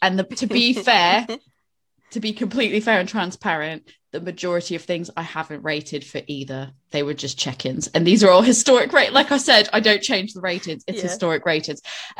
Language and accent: English; New England, United States; So it's like, you can tell I'm from New England.